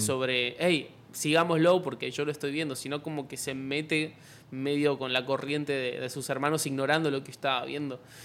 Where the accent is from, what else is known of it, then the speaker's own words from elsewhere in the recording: Argentina; yo soy youtuber argentino